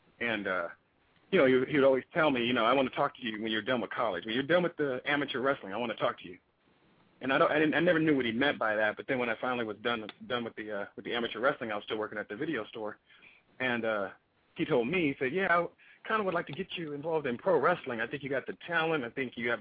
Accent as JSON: {"language": "English", "town": "Daly City", "region": "California", "country": "United States", "tie": "born or raised there", "said": "I grew up in Daly City, California"}